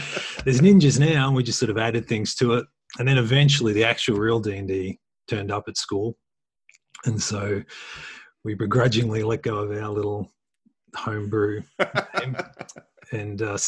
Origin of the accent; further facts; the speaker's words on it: Australia; I'm an Australian